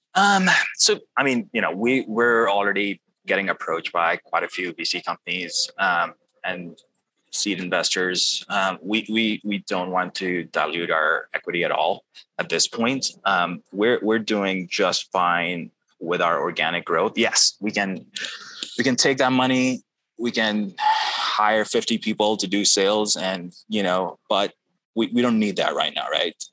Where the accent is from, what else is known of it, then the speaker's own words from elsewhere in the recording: Pakistan; moved away; I grew up in Pakistan